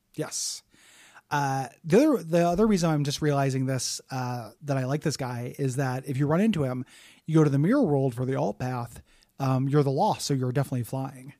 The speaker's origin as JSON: {"language": "English", "country": "United States", "said": "we're American"}